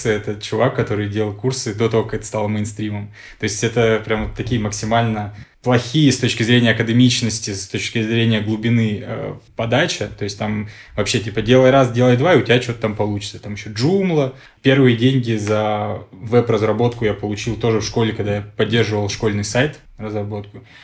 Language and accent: Russian; Khanty-Mansi Autonomous Okrug, Russia; also born or lived in Tashkent / Israel / Belgorod; now in Moscow, Russia; я родился в Ташкенте, вырос в Ханты-Мансийском автономном округе, жил в Израиле, потом в Белгороде, а в итоге сейчас вот 8 лет в Москве.